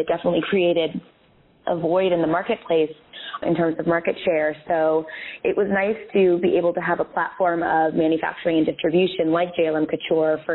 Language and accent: English; California, United States; moved away; I grew up in California and my whole family lives out there now